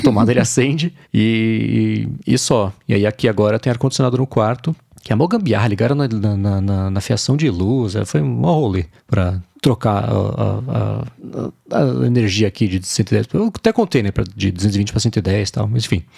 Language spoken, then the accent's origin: Portuguese; São Paulo, Brazil; Minha vida sempre esteve em São Paulo, né, no Brasil